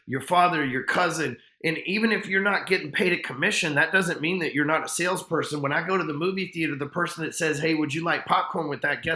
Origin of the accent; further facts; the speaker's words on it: Texas, United States; I'm a Texan.